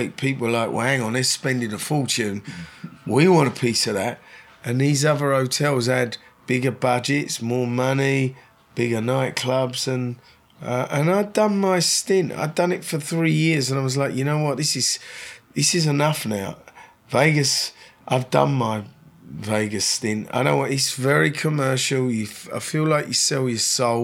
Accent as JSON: {"language": "English", "region": "London", "country": "United Kingdom", "tie": "born or raised there", "moved": "as an adult", "lives_now": "Los Angeles, United States", "said": "I was born in London, I'd certainly say, you know, I feel that I'll be here for the rest of my life"}